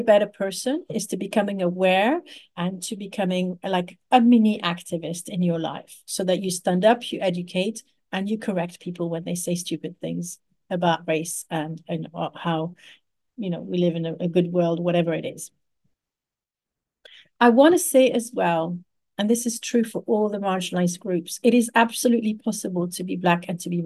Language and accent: English; Paris, Île-de-France, France; I grew up in Paris